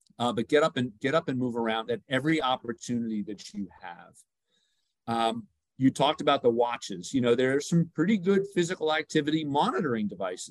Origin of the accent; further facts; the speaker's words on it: New York, United States; I'm from New York